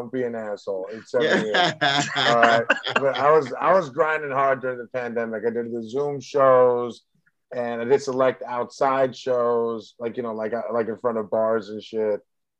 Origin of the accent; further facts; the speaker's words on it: the Bay Area, California, United States; now in Los Angeles, United States; I'm in LA now, but like, what's it called? I'm from the Bay